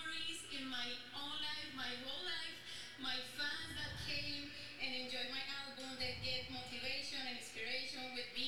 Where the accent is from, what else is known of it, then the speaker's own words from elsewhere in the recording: Medellín, Antioquia, Colombia; English is a second language; I am from Medellin, Colombia.